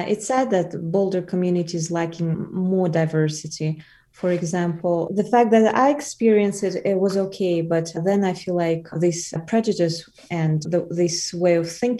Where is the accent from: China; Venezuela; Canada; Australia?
China; Wuhan, Hubei; English is a second language; I'm a person from Wuhan, China.